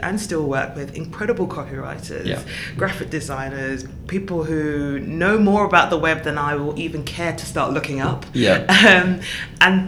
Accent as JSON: {"language": "English", "region": "London", "country": "United Kingdom", "said": "I'm from South London"}